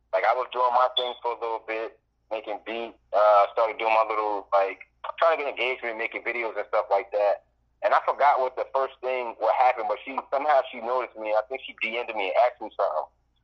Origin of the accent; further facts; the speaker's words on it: Piscataway, New Jersey, United States; I got family out of VA, but I'm actually from Jersey.